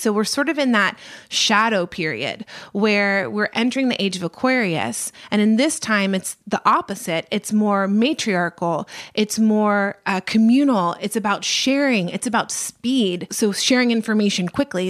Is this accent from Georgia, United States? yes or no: yes; Atlanta, Georgia, United States; born or raised there